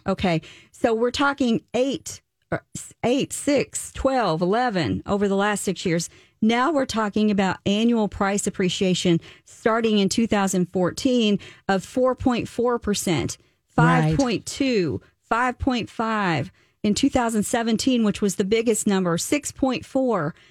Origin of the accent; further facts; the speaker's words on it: the South, United States; moved away; I am from the South.